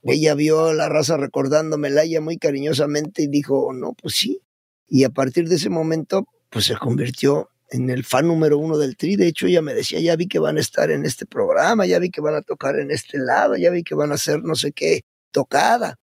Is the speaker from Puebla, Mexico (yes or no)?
yes; Puebla, Mexico; moved away; also born or lived in Mexico City; yo soy de allá de la República de los Camotes y los Borrachitos